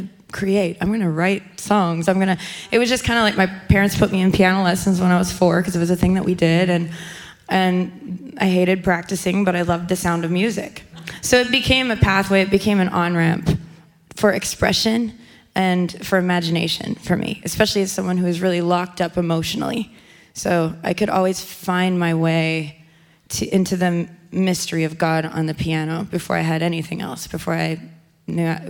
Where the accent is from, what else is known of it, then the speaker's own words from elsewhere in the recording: Canada; I grew up in Canada